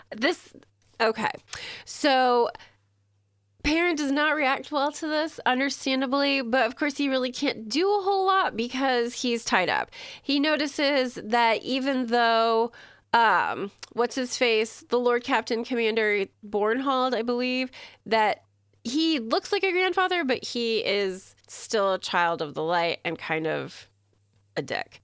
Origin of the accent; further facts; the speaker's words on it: United States; I'm American